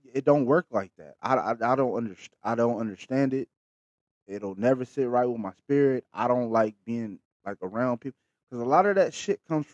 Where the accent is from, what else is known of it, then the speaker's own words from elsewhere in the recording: Bakersfield, California, United States; I'm from Bakersfield, the Patch